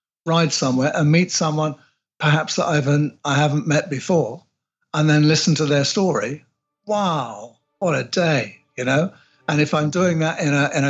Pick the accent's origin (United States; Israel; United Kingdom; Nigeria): United Kingdom; England; I'm English